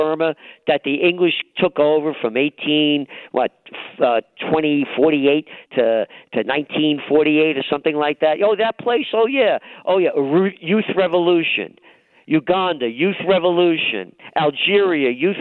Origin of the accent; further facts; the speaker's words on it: New York City, New York, United States; I'm a guy born in the Bronx.